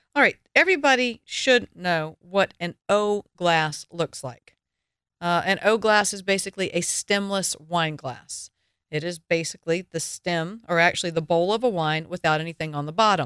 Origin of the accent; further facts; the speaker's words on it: the South, United States; I am from the South.